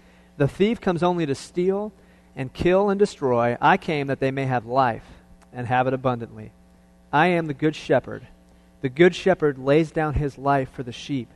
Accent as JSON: {"language": "English", "town": "Cleveland", "region": "Ohio", "country": "United States", "tie": "born or raised there", "said": "I was born and raised in Cleveland"}